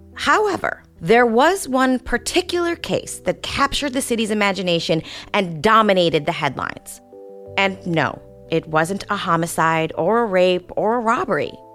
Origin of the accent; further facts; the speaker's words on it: upstate New York, United States; moved away as an adult; also born or lived in Brooklyn, New York; now in Los Angeles, United States; I was born and raised in upstate New York, about three and a half hours from Manhattan.